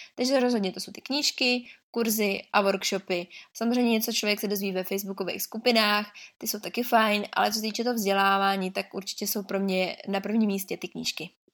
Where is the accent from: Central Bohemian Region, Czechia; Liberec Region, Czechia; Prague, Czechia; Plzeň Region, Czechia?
Liberec Region, Czechia; Liberec; jsem z Liberce